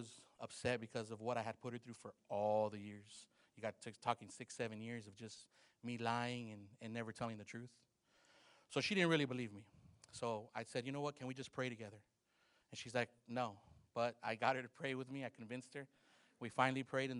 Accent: Los Angeles, California, United States; I grew up in Los Angeles, California

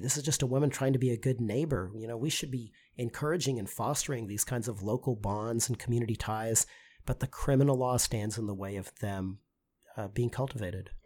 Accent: Texas, United States; I'm a lawyer from Texas

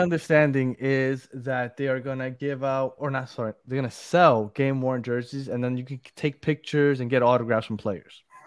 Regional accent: New York, United States; moved away; I'm from New York

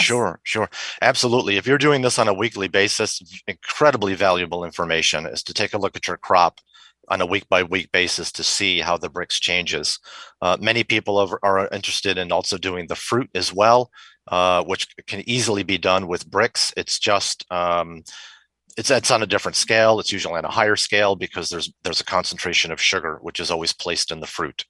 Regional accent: Rochester, New York, United States; moved away; also born or lived in Henrietta, New York; I grew up in Rochester, New York

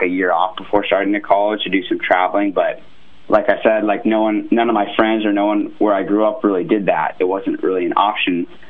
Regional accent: California, United States; moved away as an adult; also born or lived in Ohio; I'm like a California kid

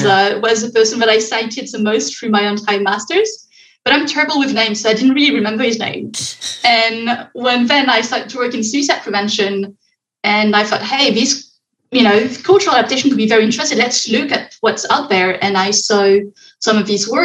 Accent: France; moved away as an adult; now in Montreal, Canada; I'm based in Montreal at the moment, but I'm originally from France.

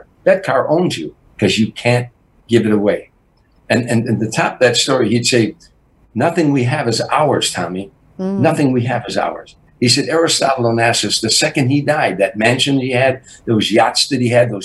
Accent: Harvey, Illinois, United States; moved away; also born or lived in Chicago; I was a kid from Harvey, Illinois

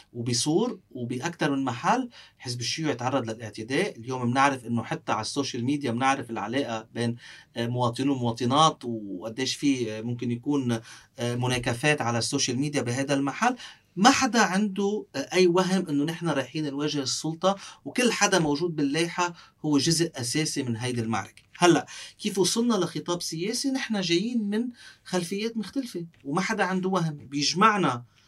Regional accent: Sidon, South Governorate, Lebanon; also born or lived in Beirut / France; أنا ربيت بصيدا

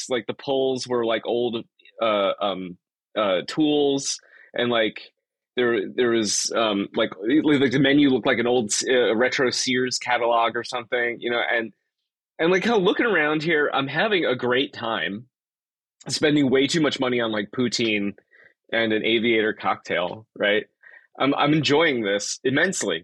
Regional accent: South Florida, United States; now in Troy, United States; I grew up in South Florida. And then moved to upstate New York, where I currently live is in Troy.

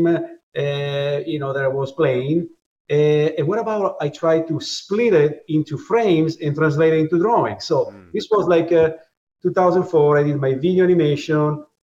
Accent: Italy; moved away as an adult; now in New York, United States; I was born in Italy in you know, in 1973

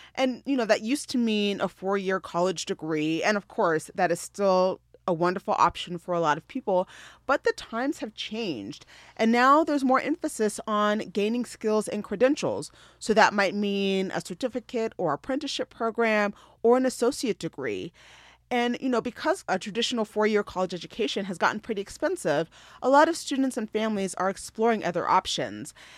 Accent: Denver, Colorado, United States; moved away as an adult; Colorado is my home. I grew up in Denver

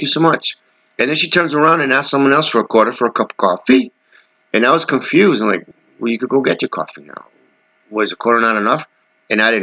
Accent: New York City, New York, United States; I'm from New York City

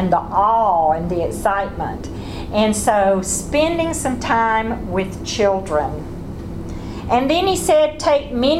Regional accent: the South, United States; those of us who are born in the South and know what it means

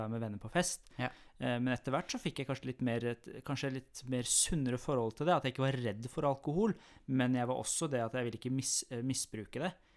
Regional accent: Iran; now in Norway; jeg kommer jo fra Iran.

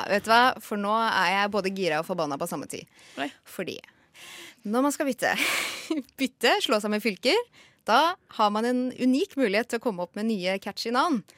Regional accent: Oslo, Norway; Vi i Oslo sier Vika

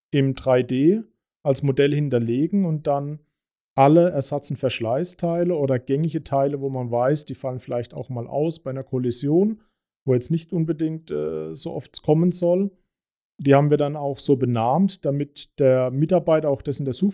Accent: Baden-Württemberg, Germany; Wir kommen ja hier aus Baden, da geht es.

